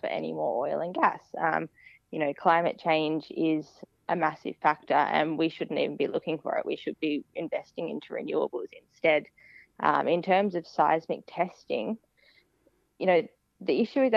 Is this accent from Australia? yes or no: yes; Tasmania, Australia; I grew up in Tasmania